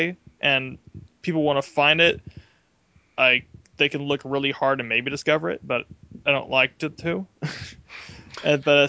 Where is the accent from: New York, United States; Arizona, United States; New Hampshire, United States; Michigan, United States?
Arizona, United States; Phoenix; I was raised in Phoenix, Arizona